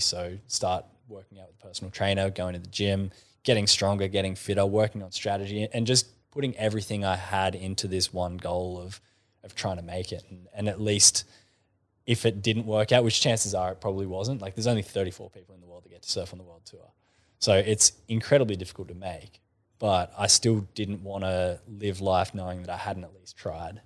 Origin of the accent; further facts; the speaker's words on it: Kiama, New South Wales, Australia; I grew up in Kaima